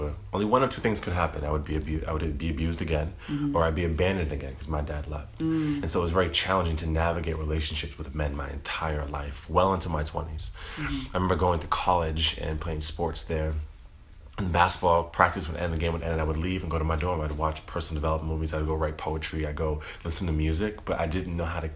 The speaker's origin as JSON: {"language": "English", "region": "East Coast of Massachusetts", "country": "United States", "tie": "born or raised there", "said": "I grew up in the East Coast of Massachusetts, in the state of Massachusetts"}